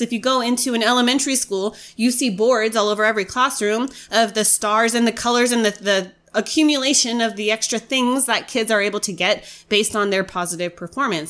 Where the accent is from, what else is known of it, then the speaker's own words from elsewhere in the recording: United States; as an American